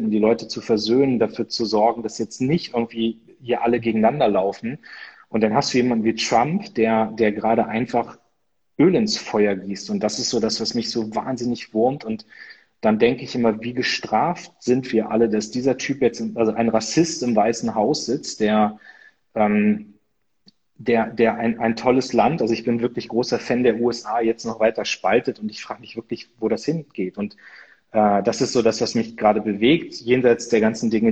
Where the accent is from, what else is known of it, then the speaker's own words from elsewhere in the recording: Northern Germany, Germany; was so irgendwie bei uns in Norddeutschland mit Oktoberfest und so, das ist dann alles